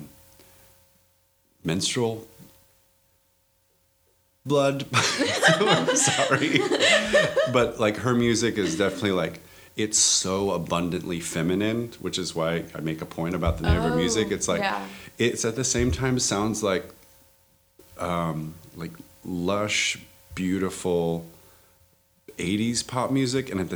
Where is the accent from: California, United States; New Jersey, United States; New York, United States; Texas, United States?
California, United States; Sacramento; also born or lived in Bay Area; born and raised in Sacramento